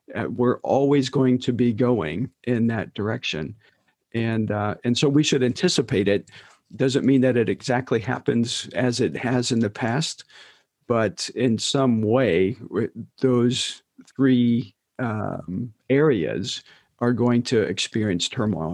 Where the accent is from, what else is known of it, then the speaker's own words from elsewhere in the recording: United States; who we are as American evangelicals